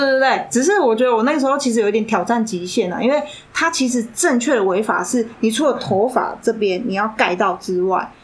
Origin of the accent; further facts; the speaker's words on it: Taiwan; 我是台湾人